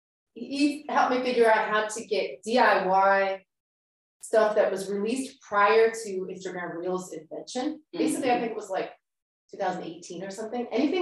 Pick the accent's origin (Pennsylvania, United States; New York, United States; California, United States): Pennsylvania, United States; Delco; also born or lived in Boston / overseas; now in Philadelphia, United States; I grew up in Delco, moved away, moved around, moved overseas, had lots of different experiences, came back to Philly.